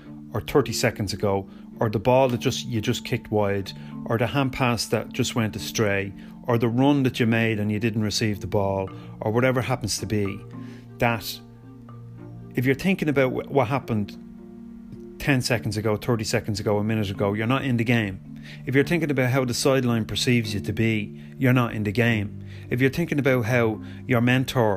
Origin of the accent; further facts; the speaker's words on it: Ireland; I am Irish